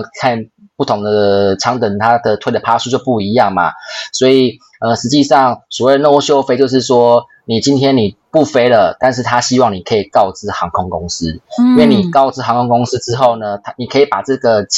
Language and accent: Chinese; Taiwan; moved away; 我是台湾人嘛，我很久没有回台湾了，所以我可能想要去找安琪喝个咖啡